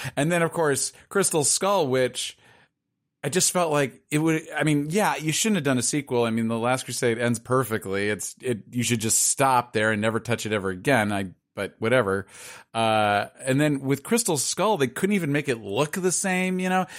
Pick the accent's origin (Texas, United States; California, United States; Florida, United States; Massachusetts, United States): California, United States; Los Angeles; I'm from Pacific Palisades, which is, is exactly what it sounds like. It's sort of a, a nice little area near Malibu.